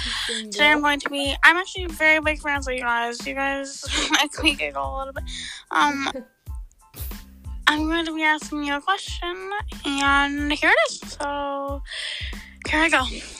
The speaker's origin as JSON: {"language": "English", "region": "North Dakota", "country": "United States", "said": "I'm from North Dakota in the United States, as you guys are too."}